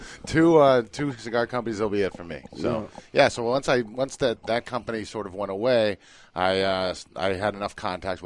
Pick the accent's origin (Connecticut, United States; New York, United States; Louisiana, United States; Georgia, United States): Connecticut, United States; Hartford; moved away; also born or lived in Boston; I grew up in Hartford, Connecticut.